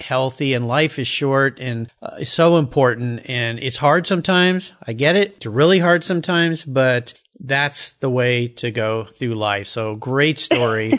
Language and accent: English; San Diego, California, United States; I grew up down in San Diego